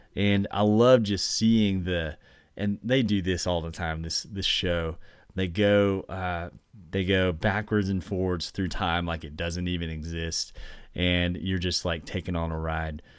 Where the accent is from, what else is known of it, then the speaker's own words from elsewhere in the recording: Oklahoma, United States; I grew up in Oklahoma